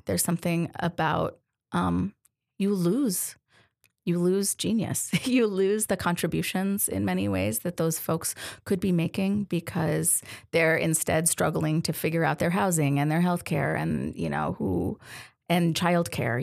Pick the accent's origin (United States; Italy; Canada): United States; Denver, Colorado; moved away as an adult; also born or lived in Detroit; now in Tacoma, United States; I'm from from Denver